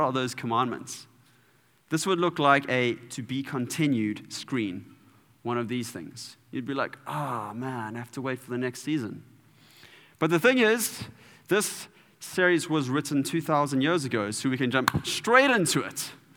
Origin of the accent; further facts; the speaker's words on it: Durban, KwaZulu-Natal, South Africa; I'm from Durban